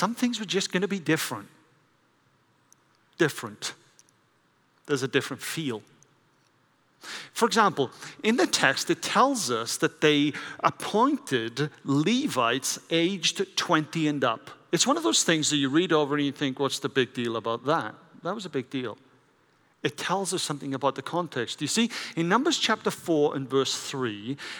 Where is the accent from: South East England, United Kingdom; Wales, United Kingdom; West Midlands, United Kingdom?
Wales, United Kingdom; I grew up in Wales with the Welsh Revival.